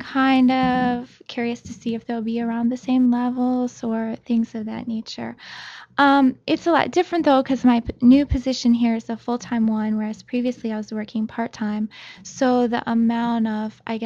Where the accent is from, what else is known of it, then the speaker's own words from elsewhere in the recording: Ohio, United States; moved away as an adult; also born or lived in Nagoya, Japan; now in Japan; I'm from Ohio